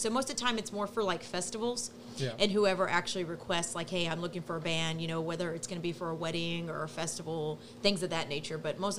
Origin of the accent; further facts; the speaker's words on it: Texas City, Texas, United States; Born and raised in Texas City.